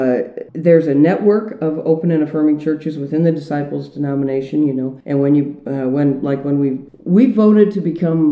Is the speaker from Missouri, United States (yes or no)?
yes; St. Louis, Missouri, United States; moved away as an adult; also born or lived in New Haven, Connecticut; now in Columbia, United States; I grew up in St. Louis and lived there until I went to Yale Divinity School in New Haven, Connecticut in 81